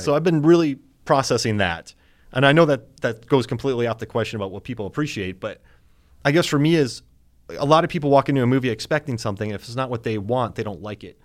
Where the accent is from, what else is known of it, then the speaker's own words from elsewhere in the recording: Florida, United States; I grew up in Florida